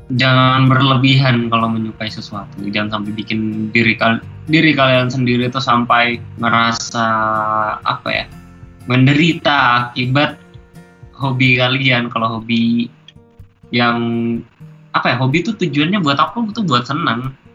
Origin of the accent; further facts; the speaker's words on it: Bontang, East Kalimantan, Indonesia; aku dari Bontang